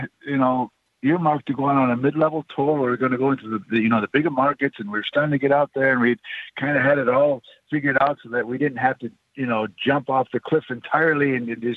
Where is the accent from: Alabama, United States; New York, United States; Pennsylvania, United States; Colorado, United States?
New York, United States; Onondaga Nation; I grew up on Onondaga Nation.